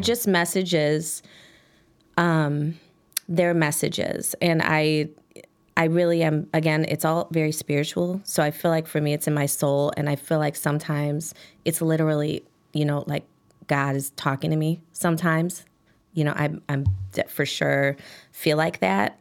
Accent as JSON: {"language": "English", "town": "Chicago", "region": "Illinois", "country": "United States", "tie": "born or raised there", "said": "I grew up on Damon and Grands"}